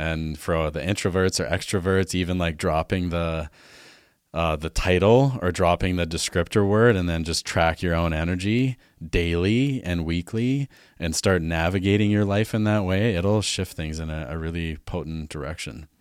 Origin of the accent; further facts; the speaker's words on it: Alberta, Canada; moved away as an adult; also born or lived in Vancouver; now in Vernon, Canada; I grew up in Alberta, farm kid